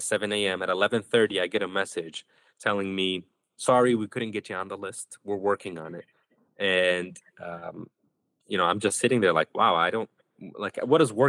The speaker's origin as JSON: {"language": "English", "town": "Chicago", "region": "Illinois", "country": "United States", "tie": "born or raised there", "also_born_or_lived": "West Bank", "said": "I was born in Chicago. I got to go back to Chicago"}